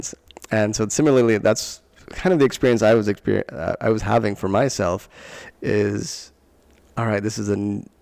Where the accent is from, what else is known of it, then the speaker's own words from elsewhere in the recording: Long Island, New York, United States; I grew up in Long Island, New York, and we moved from one town to another